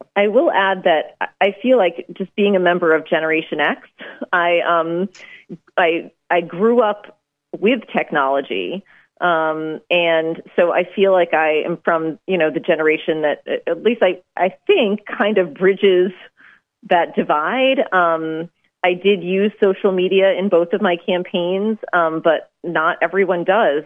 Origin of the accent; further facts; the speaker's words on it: Maine, United States; I'm from Maine